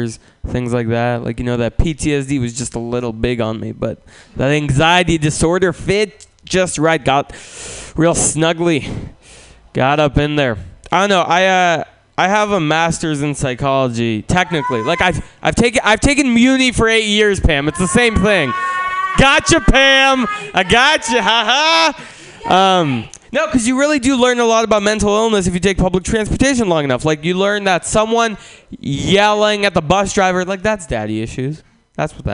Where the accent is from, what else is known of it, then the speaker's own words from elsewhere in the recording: Russia; now in San Francisco, United States; I'm not from San Francisco. I was born in Russia, and I moved from Russia to San Francisco